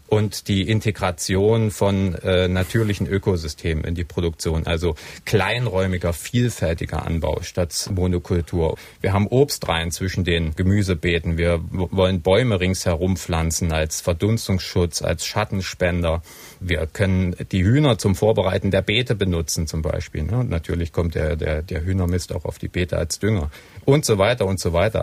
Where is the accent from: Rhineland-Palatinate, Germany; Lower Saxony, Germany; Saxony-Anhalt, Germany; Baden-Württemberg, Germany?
Saxony-Anhalt, Germany; Halle; Ich bin Hallenser